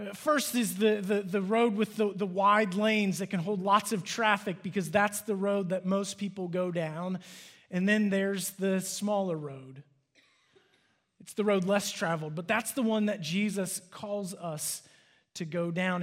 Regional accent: Cincinnati, Ohio, United States; now in Dallas, United States; I'm from Cincinnati

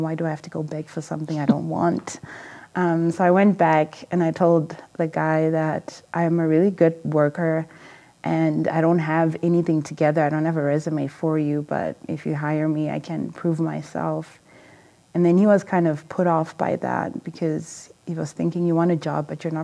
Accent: Zimbabwe; moved away; also born or lived in England; I'm from Zimbabwe, originally, and I grew up in a small family

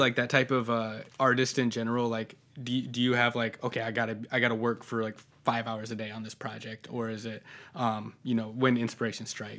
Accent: Sergeant Bluff, Iowa, United States; I grew up in Sergeant Bluff

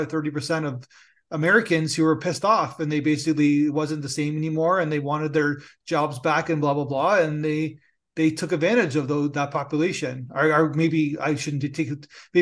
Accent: Canada; I'm Canadian

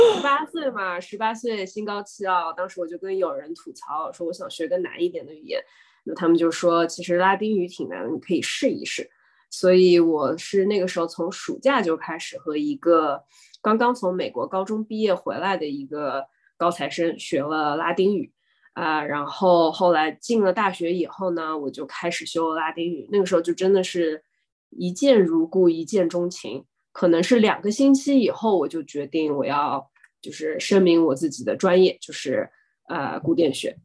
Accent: Shanghai, China; moved away as an adult; also born or lived in Massachusetts, United States; now in United States; 我是上海人，然后呢，高中是在市三女中读的

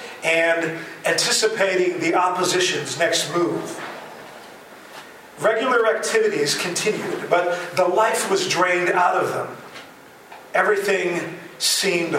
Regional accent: The Hague, South Holland, Netherlands; moved away as an adult; also born or lived in Chicago area, United States; now in Wheaton, United States; I was a pastor in The Hague, the Netherlands, which is my hometown, born and raised in the Netherlands.

